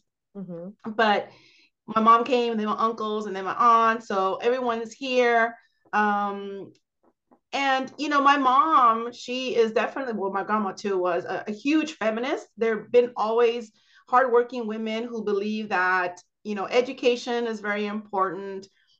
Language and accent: English; Los Angeles, California, United States; So I'm actually originally from East Los Angeles, from Boyle Heights.